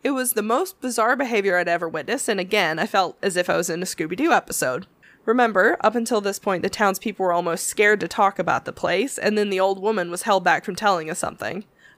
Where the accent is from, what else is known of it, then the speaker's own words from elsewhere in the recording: Louisville, Kentucky, United States; I'm from Louisville. It's a beautiful day, and we thought we would visit Marion.